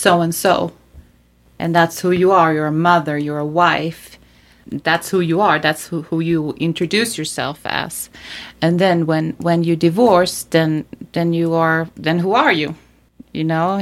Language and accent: English; Sweden; moved away as an adult; now in United States; I was born and raised in Sweden